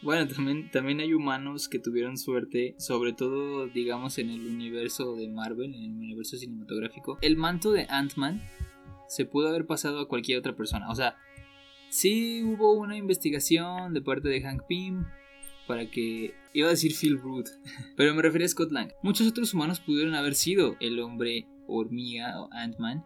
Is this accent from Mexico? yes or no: yes; Mexico